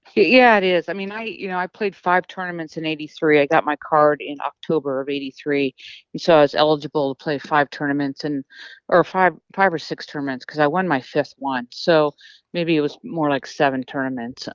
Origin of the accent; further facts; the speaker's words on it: United States; being American